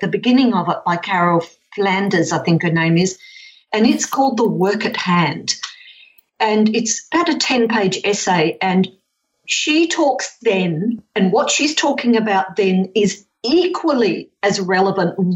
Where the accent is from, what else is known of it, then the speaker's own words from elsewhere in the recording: Perth, Western Australia, Australia; I'm 63, so I grew up in Perth in the 50s and the 60s